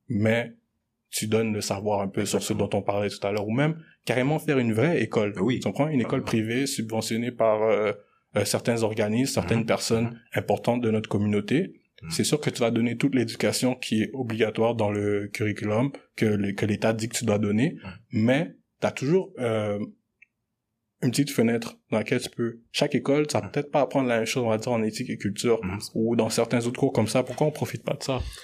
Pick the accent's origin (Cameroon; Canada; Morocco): Canada; Montreal, Quebec; also born or lived in Congo (DR Congo); j'ai grandi vraiment entouré euh, d'haïtiens dans ma vie. Tu sais, j'ai grandi à Anjou, j'ai grandi à, RDP